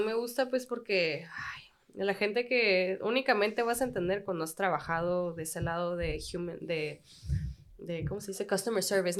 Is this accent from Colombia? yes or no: no; Tijuana, Baja California, Mexico; also born or lived in United States / Australia; soy de Tijuana, una frontera